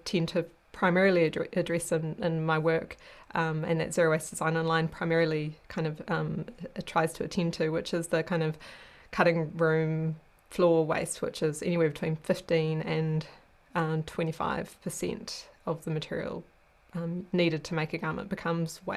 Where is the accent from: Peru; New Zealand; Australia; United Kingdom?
New Zealand; moved away as an adult; now in Sweden; I'm a New Zealander